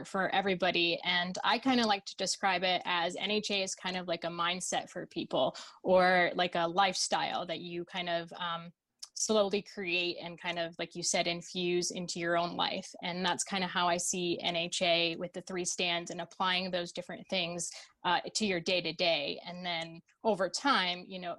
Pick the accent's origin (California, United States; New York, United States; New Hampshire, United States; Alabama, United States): New Hampshire, United States; born or raised there; also born or lived in Russia